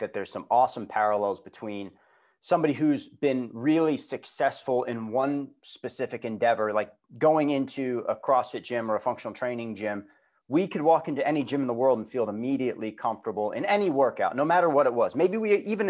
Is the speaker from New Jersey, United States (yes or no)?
no; Long Island, New York, United States; moved away as an adult; also born or lived in Boston; I grew up in New York on Long Island